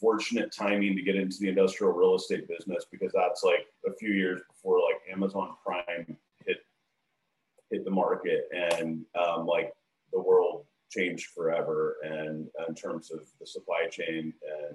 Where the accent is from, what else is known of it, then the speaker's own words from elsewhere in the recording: Dallas, Texas, United States; So I'm born and raised in Dallas, Texas, and grew up here, same neighborhood my whole life.